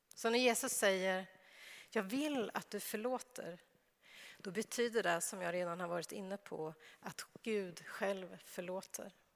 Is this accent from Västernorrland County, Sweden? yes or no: no; Örebro, Örebro County, Sweden; moved away; jag är uppväxt i Örebro men jag har inte alltid bott i Örebro, men nu bor jag i Örebro